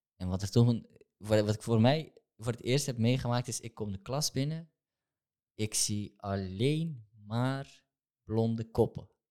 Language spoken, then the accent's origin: Dutch; Amsterdam, North Holland, Netherlands; ik ben opgegroeid in Amsterdam-West.